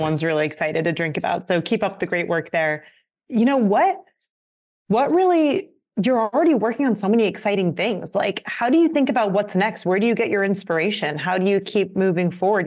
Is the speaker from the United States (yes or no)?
yes; Pennsylvania, United States; moved away as an adult; now in California, United States; I'm from the East Coast originally